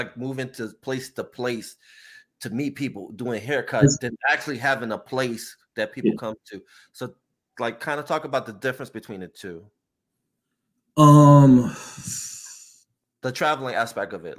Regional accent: New Jersey, United States; I'm from Jersey

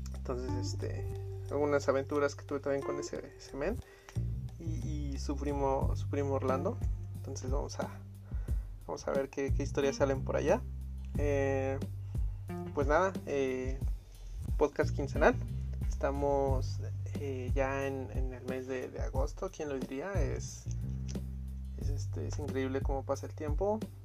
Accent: Tultepec, State of Mexico, Mexico; yo soy de Tultepec, ¿no? La capital de la pirotecnia

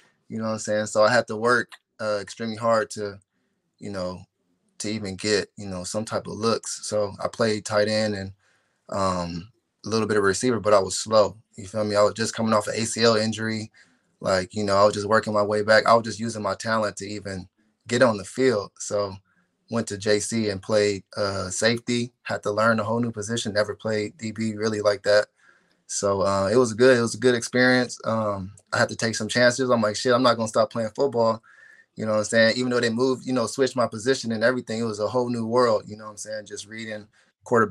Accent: Corona, California, United States; I grew up on Taylor Avenue in Corona

